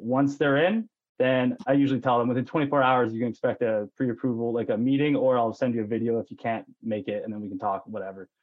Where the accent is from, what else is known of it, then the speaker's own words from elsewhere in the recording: Penticton, British Columbia, Canada; also born or lived in Lower Mainland, British Columbia; I am from Penticton, BC, the beautiful Okanagan Valley here, and was born and raised